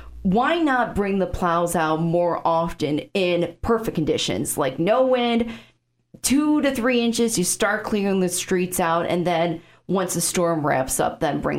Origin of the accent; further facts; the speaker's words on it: Chicago, Illinois, United States; now in Sioux Falls, United States; So if you can't tell from my accent, I'm from Chicago, suburb of Chicago.